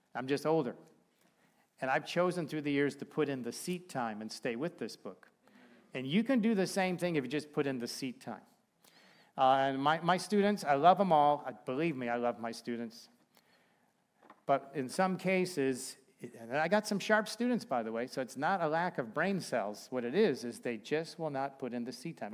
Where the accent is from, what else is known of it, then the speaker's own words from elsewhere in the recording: Chicago, Illinois, United States; now in Bremen, United States; we're from Chicago, so we've got some pretty warm clothes